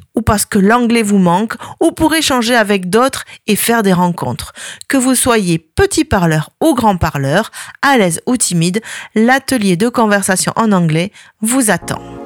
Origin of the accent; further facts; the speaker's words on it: France; chez nous en France